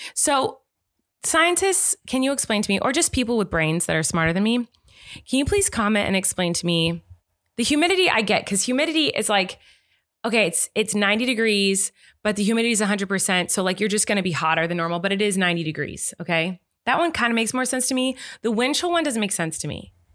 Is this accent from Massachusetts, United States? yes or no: no; Santa Barbara, California, United States; I grew up in Santa Barbara, where it's pretty much just around the seventy, in the seventies degree area all year round